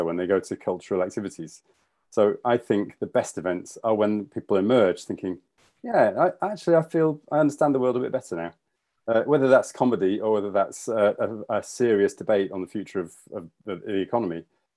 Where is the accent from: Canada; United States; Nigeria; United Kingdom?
United Kingdom; Yorkshire and the Humber; moved away as an adult; also born or lived in London; now in Edinburgh, United Kingdom; I'm actually a Yorkshireman. So I'm proud to be from Yorkshire, but I moved to London when I was, I don't know, in my early 20s